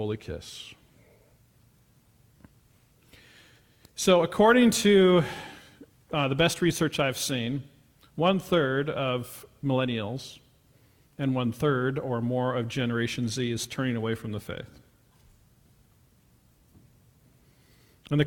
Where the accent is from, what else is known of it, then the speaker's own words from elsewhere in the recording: Pullman, Washington, United States; I was born in Pullman, Washington. My mother was Miss Pullman in 1966. My dad taught at the university